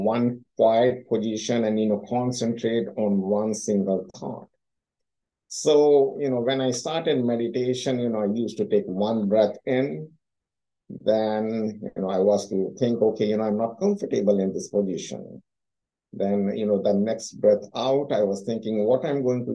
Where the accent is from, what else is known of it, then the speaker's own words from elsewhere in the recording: India; moved away; I came from India